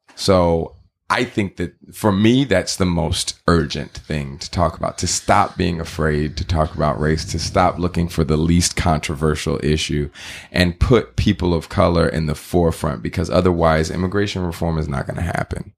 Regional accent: Texas, United States; now in California, United States; I grew up in Texas

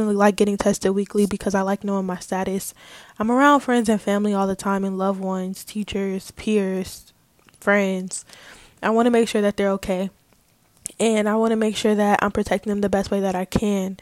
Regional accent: California, United States; moved away as an adult; also born or lived in Atlanta, Georgia; I go to school in Atlanta and I'm from California

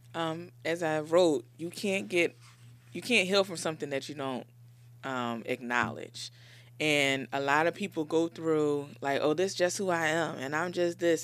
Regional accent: Philadelphia, Pennsylvania, United States; I grew up in Philly, born and raised in Philly, in Logan.

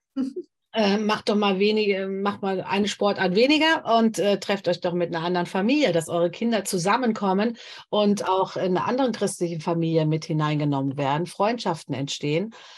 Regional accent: Germany; hier bei uns in Deutschland

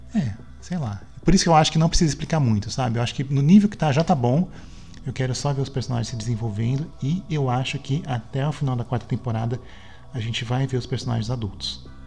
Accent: Santos, São Paulo, Brazil; quando era criança em Santos

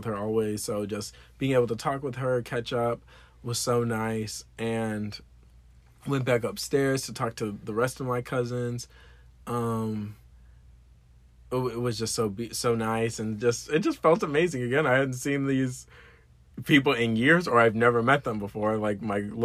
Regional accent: South Florida, United States; moved away as an adult; now in Orlando, United States; I grew up on Hillsborough and Powerline, a little neighborhood there.

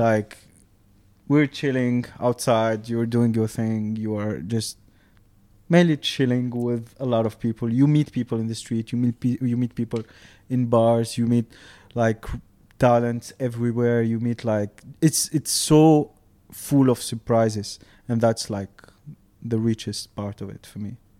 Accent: Tunisia; moved away as an adult; now in Dubai, United Arab Emirates; I grew up in Tunisia

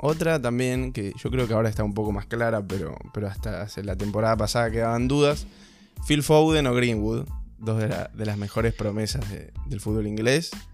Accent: Argentina; Siendo de Argentina

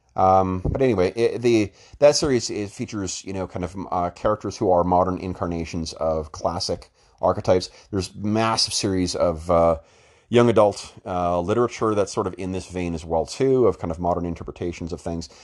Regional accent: Winnipeg, Manitoba, Canada; Winnipeg, uh, my hometown

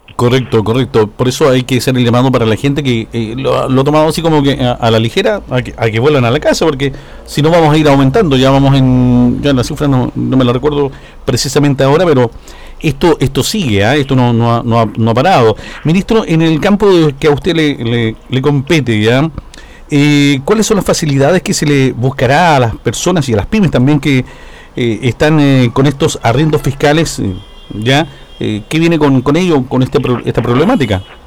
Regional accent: southern Chile, Chile; esta zona, la zona sur de nuestro país

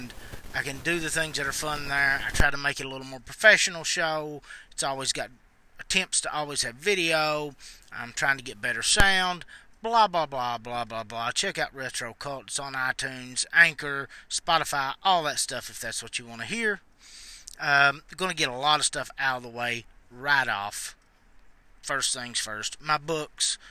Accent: Eastern Kentucky, United States; I'm from Eastern Kentucky

